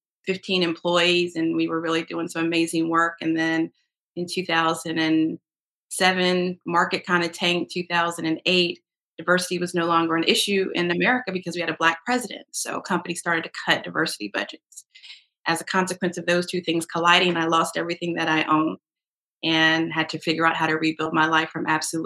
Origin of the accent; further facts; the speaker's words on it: Rocky Mount, North Carolina, United States; also born or lived in Chicago; I am from Rocky Mountain, North Carolina